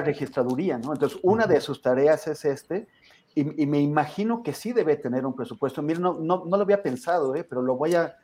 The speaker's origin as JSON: {"language": "Spanish", "country": "Mexico", "said": "siendo un mexicano"}